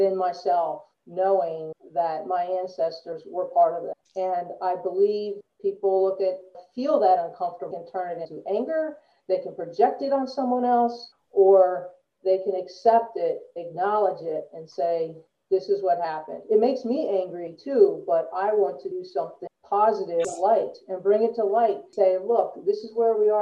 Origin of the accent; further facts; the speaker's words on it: Delaware, United States; growing up, I grew up in Delaware.